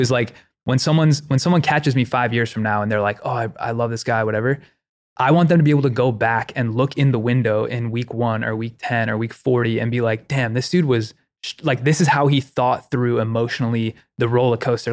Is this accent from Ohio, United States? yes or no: yes; Ohio, United States; I grew up in Ohio